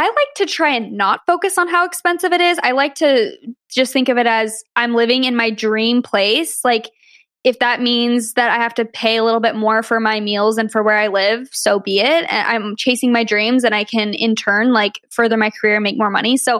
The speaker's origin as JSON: {"language": "English", "region": "Arizona", "country": "United States", "moved": "yes", "said": "I'm from Arizona originally"}